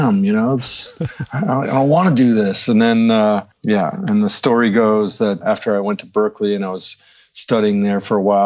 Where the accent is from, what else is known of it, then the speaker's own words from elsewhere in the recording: outside of Providence, Rhode Island, United States; moved away as an adult; also born or lived in Boston, Massachusetts / New York; I grew up outside of Providence, Rhode Island.